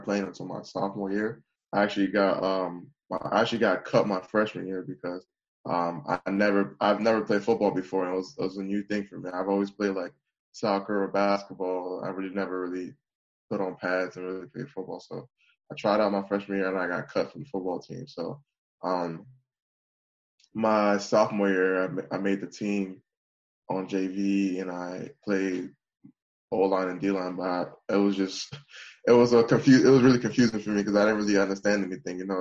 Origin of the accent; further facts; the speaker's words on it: Bowie, Maryland, United States; My hometown, Bowie, is located in Prince George's